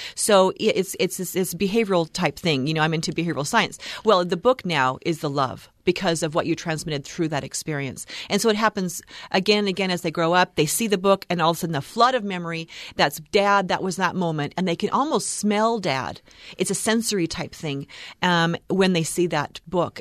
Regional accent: Oregon, United States; moved away; I'm from Oregon

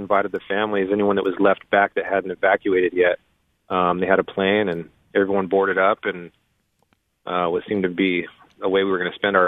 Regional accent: Thornton, Colorado, United States; moved away as an adult; also born or lived in Utah; now in South Florida, United States; that's my hometown. That's where I was born and raised. That's all my childhood was spent in Thornton

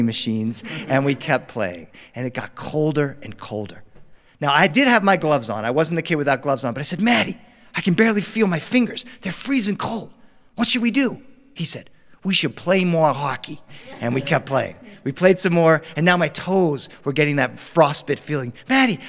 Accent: Delaware, United States; now in Los Angeles, United States; growing up in Delaware

